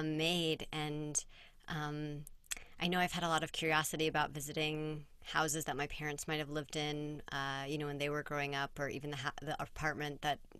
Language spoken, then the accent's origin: English; California, United States; moved away; also born or lived in Baton Rouge, Louisiana; where I grew up in California